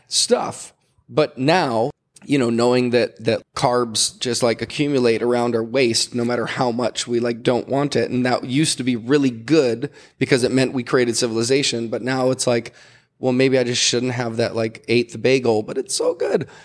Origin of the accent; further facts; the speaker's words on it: Hawaii, United States; as a Hawaiian